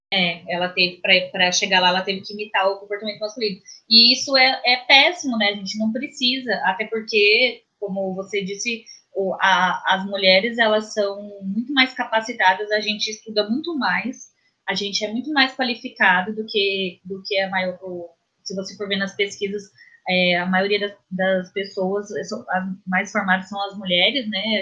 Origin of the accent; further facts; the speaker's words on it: Cuiabá, Mato Grosso, Brazil; de Cuiabá, de onde eu sou, né? Sou de Cuiabá